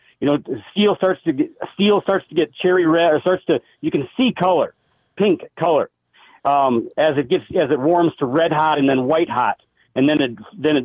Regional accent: Minnesota, United States; I grew up in Minnesota

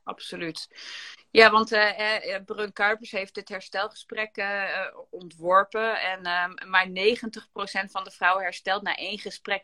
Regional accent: Gramsbergen, Overijssel, Netherlands; Ik kom uit Gramsbergen

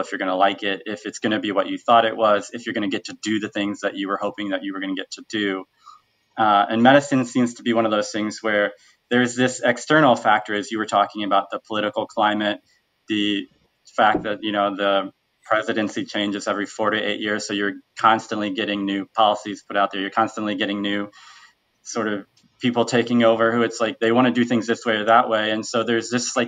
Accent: Bloomington, Illinois, United States; now in Chicago, United States; I'm actually from the Bloomington-Normal area

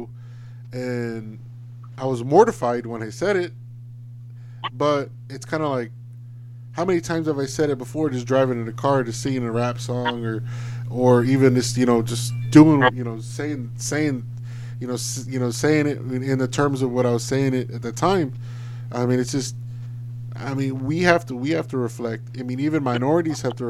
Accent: Alice, Texas, United States; it's probably less than 10 African American families that lived within Alice in my hometown

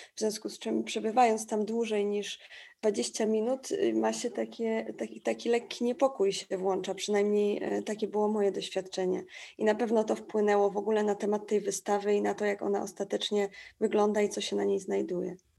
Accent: Tricity, Pomeranian Voivodeship, Poland; now in Warsaw, Poland; Ja akurat stamtąd jestem, z Trójmiasta e, i ten krajobraz taki przemysłowy i w ogóle ten przemysł był tam obecny w moim życiu zawsze, od zawsze, bo tam się wychowałam.

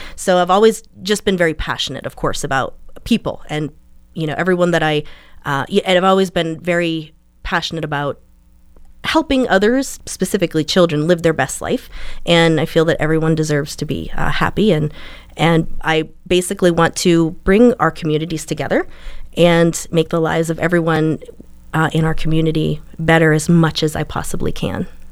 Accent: St. Marys, Pennsylvania, United States; I was born in Saint Mary's and raised in Elk County

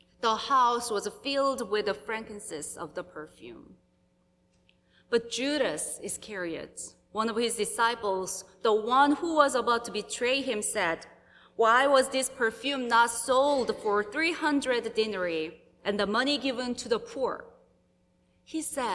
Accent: South Korea; moved away as an adult; now in United States; it's been over 3 years since I visited my home country, South Korea

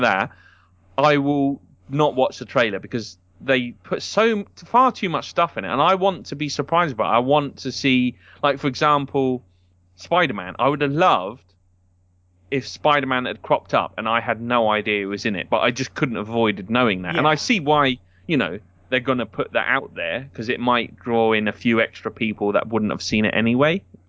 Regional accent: United Kingdom; as a British person

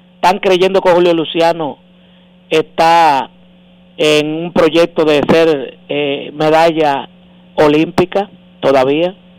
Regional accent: Santo Domingo, Distrito Nacional, Dominican Republic; Yo nací en Villajuana

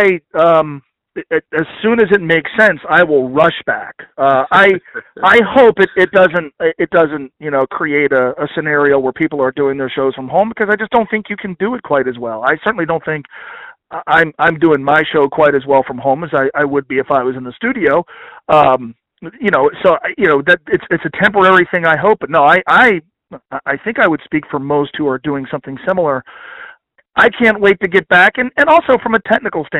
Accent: Northern Kentucky, United States; also born or lived in New Jersey; born in Northern Kentucky. Mm-hmm. We moved to New Jersey. We come back

